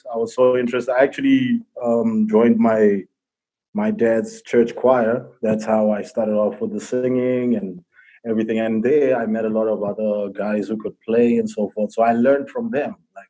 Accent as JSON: {"language": "English", "country": "Botswana", "said": "Well, I'm actually from Botswana, and I was born in a Christian family."}